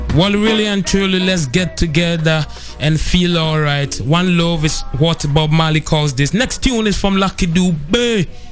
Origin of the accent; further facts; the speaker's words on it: Ghana; I come from Ghana